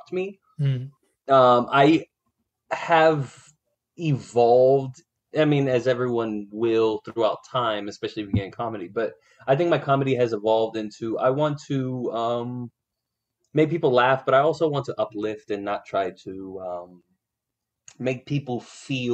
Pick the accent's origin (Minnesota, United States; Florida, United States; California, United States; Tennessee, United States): Florida, United States; I was born and raised in Florida